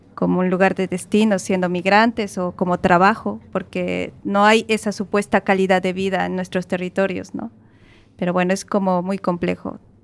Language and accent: Spanish; Bolivia; moved away as an adult; now in Galicia, Spain; yo vengo de Bolivia y eh, Bolivia es un país riquísimo, lo tiene todo. Solo nos falta mar